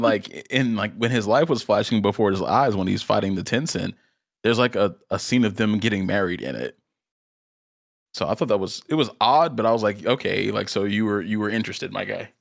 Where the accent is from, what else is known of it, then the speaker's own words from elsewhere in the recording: South Carolina, United States; still in South Carolina, uh, my home state